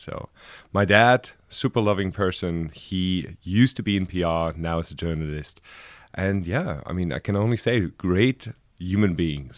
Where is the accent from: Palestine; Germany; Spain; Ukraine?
Germany; Frankfurt, Hesse; moved away as an adult; also born or lived in Berlin; I was born in Frankfurt, and I lived the last ten years, uh, before I came here in Berlin.